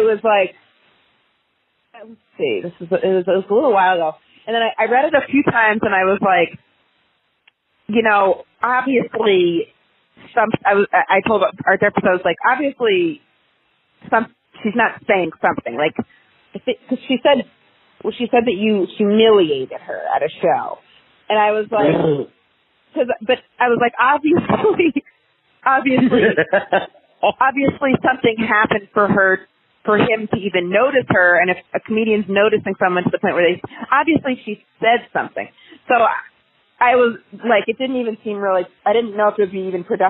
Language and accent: English; Maine, United States; I'm from Maine